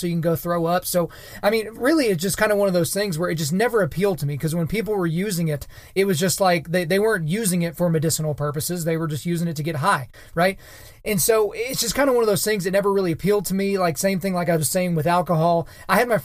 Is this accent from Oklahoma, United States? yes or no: yes; Oklahoma, United States; also born or lived in Edmond, Oklahoma; I am in Edmond, Oklahoma, and the state of Oklahoma.